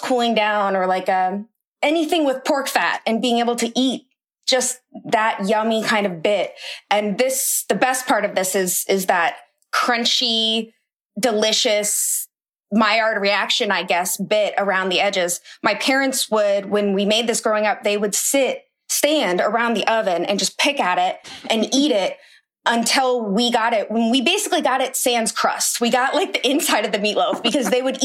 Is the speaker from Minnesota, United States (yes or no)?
no; Iowa, United States; My dad's from New Orleans, but I've lived in Iowa my whole life